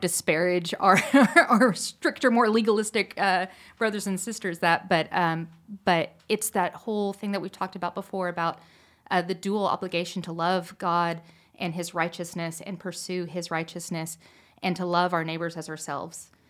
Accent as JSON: {"language": "English", "region": "Pacific Northwest", "country": "United States", "tie": "born or raised there", "said": "I grew up in the Pacific Northwest"}